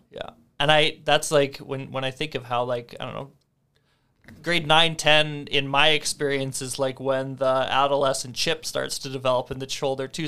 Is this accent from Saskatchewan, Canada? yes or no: yes; near Melville, Saskatchewan, Canada; my family grew up just outside of Melville in Cardiff